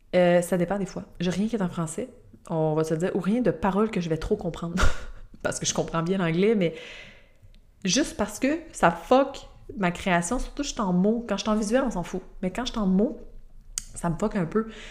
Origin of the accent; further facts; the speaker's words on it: Quebec, Canada; je suis québécoise